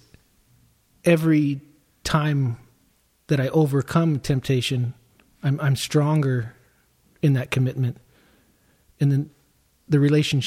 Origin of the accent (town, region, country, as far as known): Agoura Hills, California, United States; born or raised there; also born or lived in Tarzana, San Fernando Valley